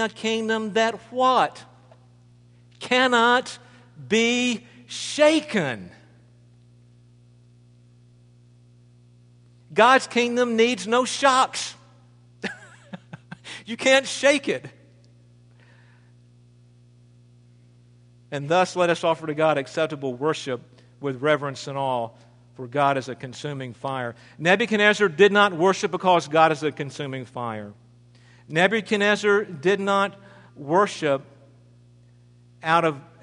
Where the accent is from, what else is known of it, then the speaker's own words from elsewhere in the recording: United States; as American citizens